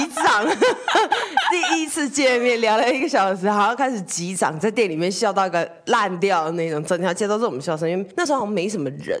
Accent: southern Taiwan, Taiwan; 我们是南部人

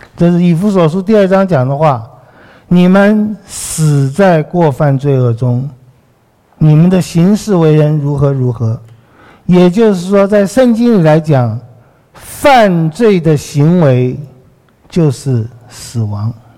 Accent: Taiwan; 我们在台湾比很多地方也许好很多了

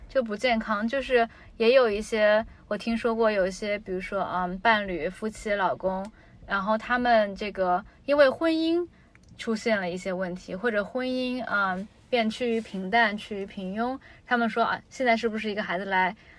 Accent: China; 就是他是美国人，我中国人

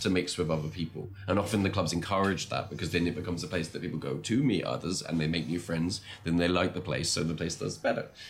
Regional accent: England, United Kingdom; moved away as an adult; also born or lived in France; now in Taiwan; my mother's from Australia, but I, I grew up in England

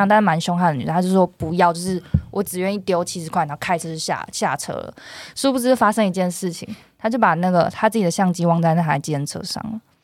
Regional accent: Taiwan; 我们是台湾人

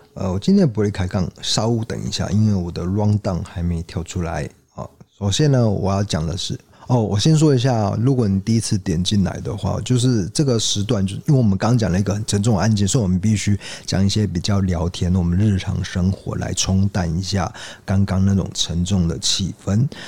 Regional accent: southern Taiwan, Taiwan; 我 是南部人

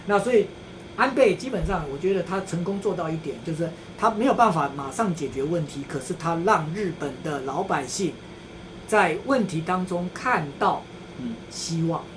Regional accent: Taiwan; 我们台湾人

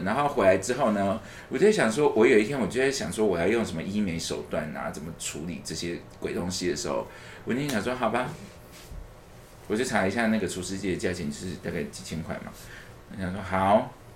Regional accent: Taipei, Taiwan; 而且我是从小就住在台北的一个人

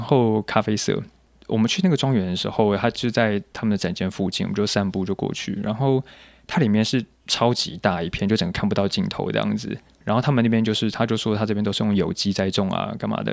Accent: Taiwan; 我是一个来自台湾的甜点师

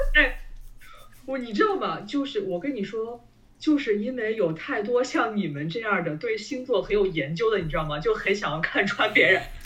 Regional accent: Beijing, China; 我是一个北京人

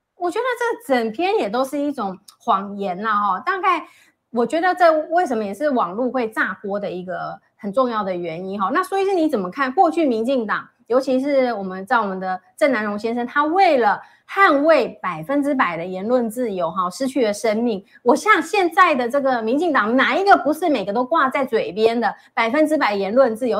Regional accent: Taiwan; 我们台湾人

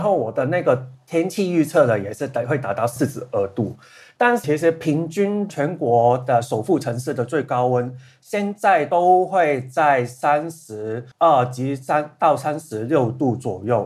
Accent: Hong Kong; first language Cantonese; Chinese is a second language; 然后香港有另外一个问题也是，中文能力的话，因为我们的母语是广东话

